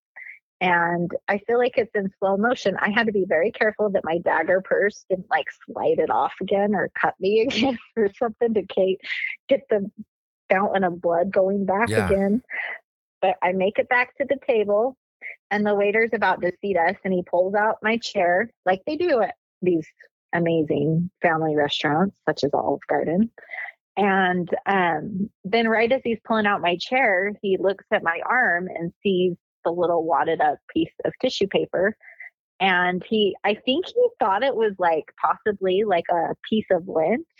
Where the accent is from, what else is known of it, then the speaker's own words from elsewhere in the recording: Utah, United States; I'm from Utah